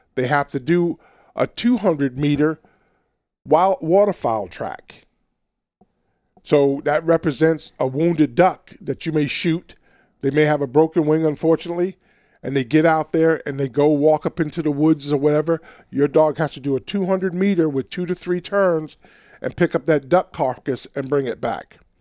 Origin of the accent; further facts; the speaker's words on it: New York City, New York, United States; also born or lived in Alabama; now in Washington, United States; growing up in Queens, New York